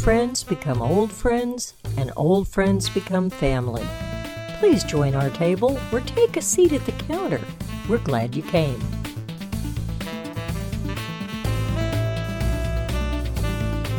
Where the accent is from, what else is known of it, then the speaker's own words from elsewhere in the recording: Missouri, United States; I grew up in Missouri